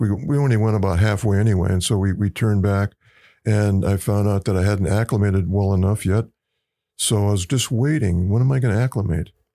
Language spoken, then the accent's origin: English; Wisconsin, United States; moved away as an adult; I grew up in Wisconsin